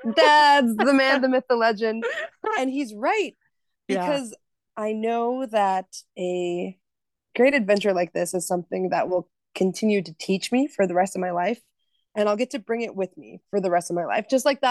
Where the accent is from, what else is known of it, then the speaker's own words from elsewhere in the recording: Minnesota, United States; And I mean, like, I'm from Northern Minnesota, you're up in Alaska.